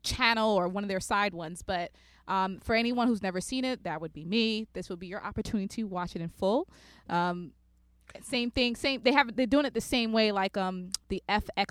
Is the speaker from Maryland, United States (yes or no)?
no; New York City, New York, United States; I'm from Brooklyn, New York